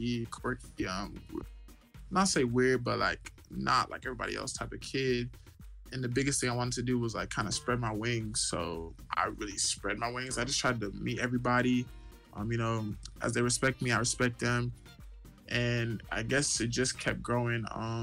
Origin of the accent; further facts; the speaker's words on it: Dallas, Texas, United States; I'm from Dallas. I transferred to the University of Houston.